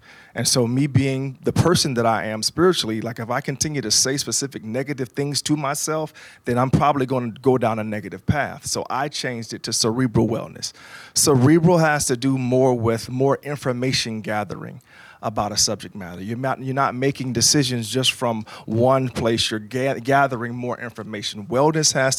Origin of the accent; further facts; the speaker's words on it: Jacksonville, Florida, United States; I was born and raised in Jacksonville, Florida. I'm on the north side of town